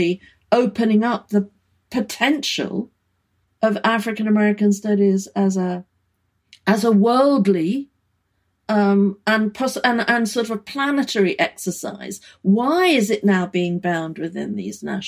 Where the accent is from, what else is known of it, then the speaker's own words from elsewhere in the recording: United Kingdom; moved away as an adult; now in United States; growing up in Britain